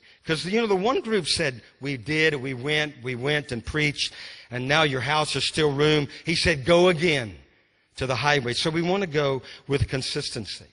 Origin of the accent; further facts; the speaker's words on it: Louisiana, United States; moved away as an adult; also born or lived in Texas / Mississippi; because I'm from Louisiana